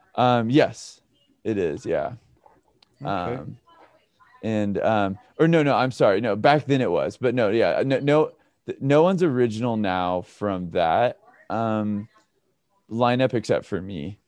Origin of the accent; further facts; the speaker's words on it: Redding, California, United States; now in Pasadena, United States; I grew up in uh, Redding, California, um, all the way up north